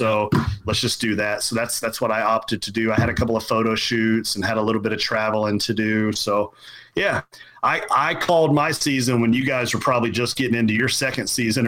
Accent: Kentucky, United States; So, you know, I grew up in Central Kentucky, very much farming

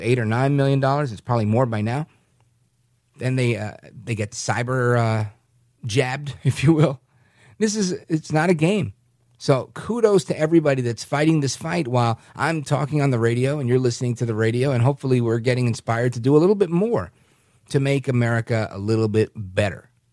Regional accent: New York City, New York, United States; moved away; I'm originally from New York City

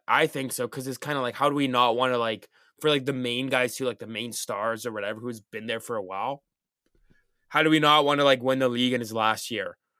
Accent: Canada; I'm from Canada

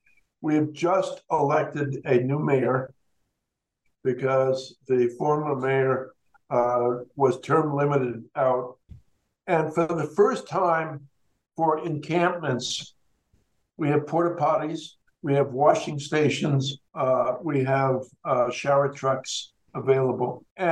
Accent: Denver, Colorado, United States; There have been studies in my hometown of Denver

